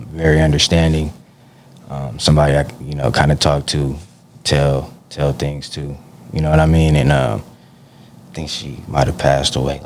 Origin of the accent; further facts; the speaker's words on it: Stockton, California, United States; Growing up in Stockton